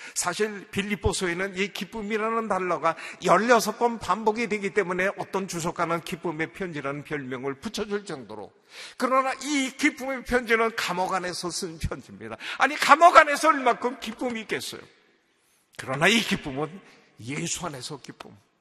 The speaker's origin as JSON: {"language": "Korean", "region": "Seoul", "country": "South Korea", "tie": "born or raised there", "also_born_or_lived": "Indonesia", "moved": "as an adult", "said": "내가 왕십리 출신인 걸 어떻게 알아요?"}